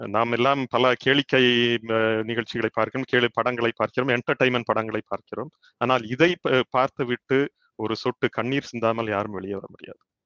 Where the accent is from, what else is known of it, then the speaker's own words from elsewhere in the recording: Thoothukudi, Tamil Nadu, India; now in United States; நான் வந்து தூத்துக்குடியை சேர்ந்தவன் அந்த மண்ணினுடைய தாக்கம் கட்டாயமாக என்னில் இருக்கிறது